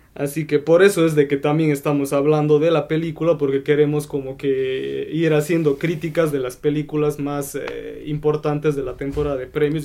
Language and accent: Spanish; Bolivia; aquí yo soy el único de Bolivia